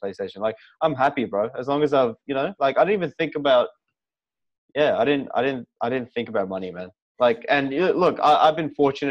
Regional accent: Port Moresby, National Capital District, Papua New Guinea; moved away; I was literally coming from Port Moresby

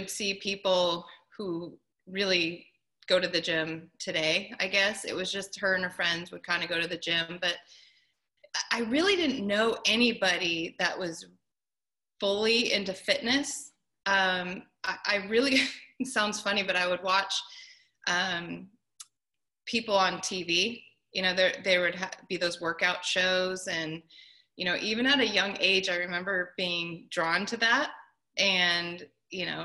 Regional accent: Southern California, United States; I grew up in Southern California.

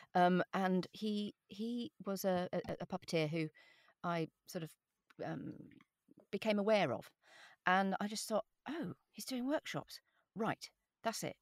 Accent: England, United Kingdom; accent: standard RP

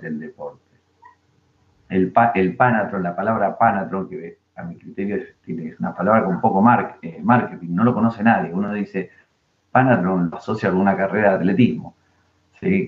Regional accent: Argentina

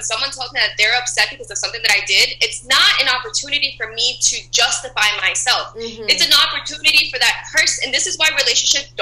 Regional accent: Miami, Florida, United States; moved away as an adult; now in Chicago, United States; I'm from Miami, Florida. I moved to Chicago about 5 years ago.

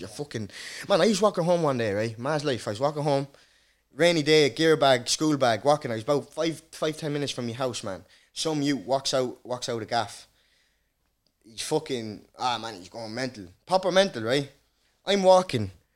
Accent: Carlow, Leinster, Ireland; first language Dutch; English is a second language; also born or lived in Rotterdam, Netherlands; growing up in Carlow as a black guy was it was good

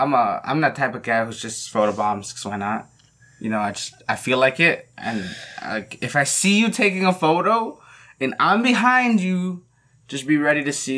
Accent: Canada; I'm just some guy from Canada.

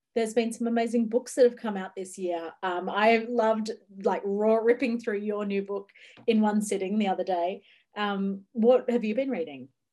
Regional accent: Ocean Grove, Victoria, Australia; Ocean Grove, which is actually my hometown bookshop

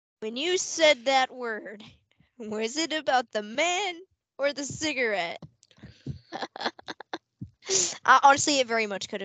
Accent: United States; we're American

